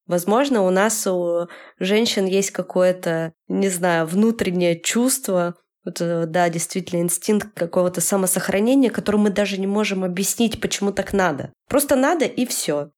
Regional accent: Yekaterinburg, Sverdlovsk Oblast, Russia; я хочу из Екатеринбурга, в котором я живу всю свою жизнь, переехать в Петербург

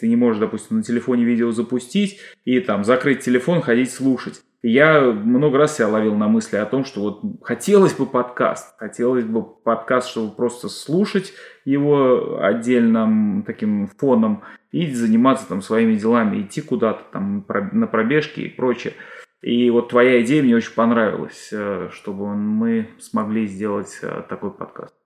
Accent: Russia; now in Canada

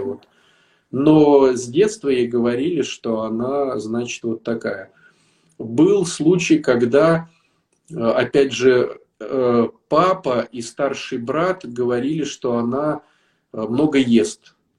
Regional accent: Saint Petersburg, Russia; я э, из Питера

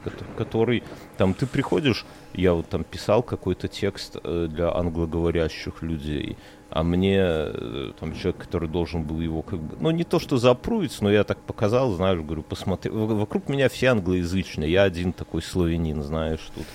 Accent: Belarus; now in Lithuania; я из Беларуси

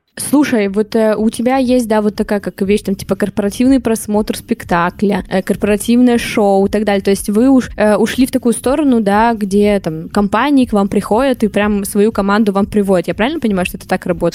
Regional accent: Saint Petersburg, Russia; я вот сама из Питера

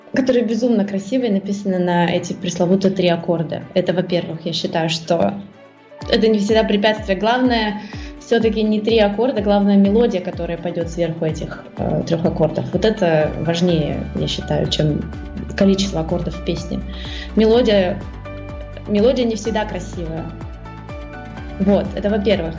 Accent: Russia; first language Russian; moved away as an adult; на русском языке, это мой родной язык

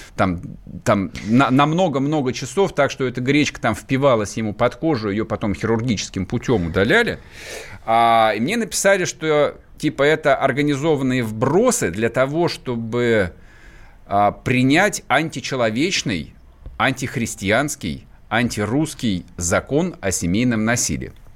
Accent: Vladimir Oblast, Russia; Я вырос во Владимирской области

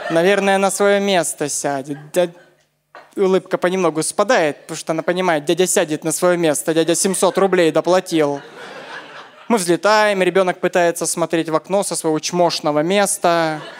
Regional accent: Crimea, Ukraine; Вообще, я из Крыма приехал.

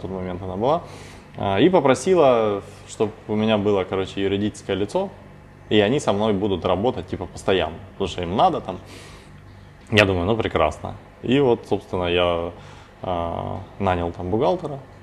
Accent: Novocherkassk, Rostov Oblast, Russia; now in Rostov-on-Don, Russia; я сам родом из Новочеркасска, это пригород Ростова

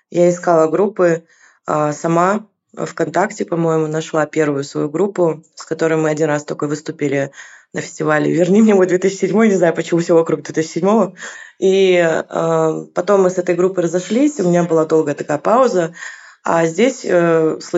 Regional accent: Kyrgyzstan; moved away as an adult; Я приехала из Киргизии четыре года назад.

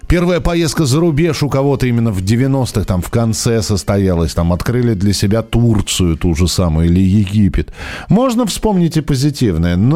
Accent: Vologda, Vologda Oblast, Russia; moved away as an adult; now in Saint Petersburg, Russia; Мне сейчас 42 года. Почти 20 лет живу в Питере, а родилась и выросла в Вологде. Помню, как в 90-х нашу маленькую провинциальную Вологду делили несколько бандитских группировок предпринимателей.

